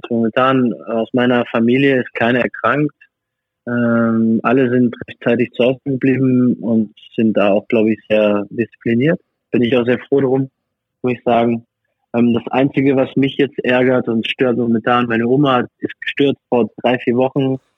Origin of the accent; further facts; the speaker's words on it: France; also born or lived in Germany; now in Hungary; Ich als französischer Staatsbürger